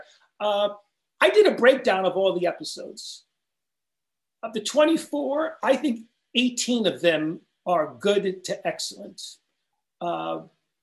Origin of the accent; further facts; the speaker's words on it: Long Island, New York, United States; I grew up out in Long Island